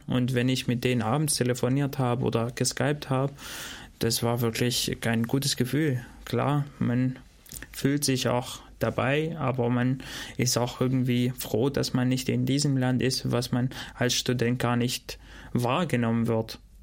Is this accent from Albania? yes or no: yes; Shkodër, Shkodër County, Albania; first language Albanian; German is a second language; also born or lived in Dortmund, Germany / Gotha, Germany; now in Germany; ich komme aus Skoda, also dort, wo ich herkomme